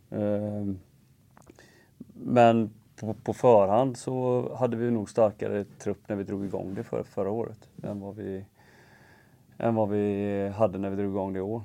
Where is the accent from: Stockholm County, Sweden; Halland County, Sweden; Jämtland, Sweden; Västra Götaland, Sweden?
Västra Götaland, Sweden; Gothenburg; jag är uppväxt i Göteborg